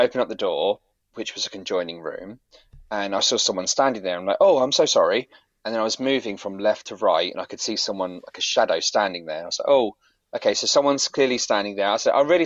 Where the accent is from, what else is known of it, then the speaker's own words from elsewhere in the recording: near Manningtree, Essex, East of England, United Kingdom; through Manningtree back to my hometown